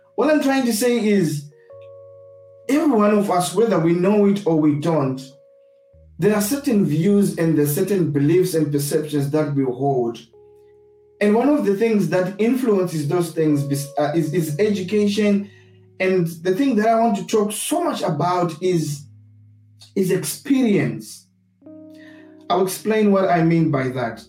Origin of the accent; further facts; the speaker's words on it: Zimbabwe; now in United Kingdom; I grew up in Zimbabwe and I hold certain views because of my experience of growing up in Zimbabwe